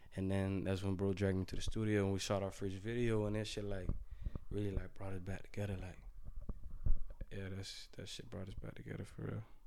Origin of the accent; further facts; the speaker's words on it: Florida, United States; I'm from Florida